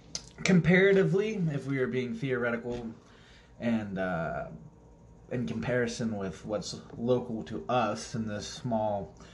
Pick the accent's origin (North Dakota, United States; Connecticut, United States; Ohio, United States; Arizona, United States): Ohio, United States; Akron; I was born officially in Akron, Ohio. Famously known for the hometown of the one, the king, LeBron James. Yeah. Not too far from Cleveland, actually.